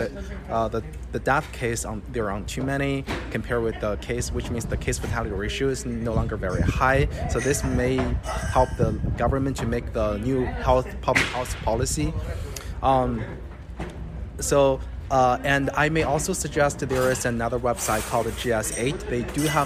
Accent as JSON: {"language": "English", "country": "China", "moved": "yes", "lives_now": "United States", "said": "I'm originally come from China, so I have my friends and families, relatives, they live in China"}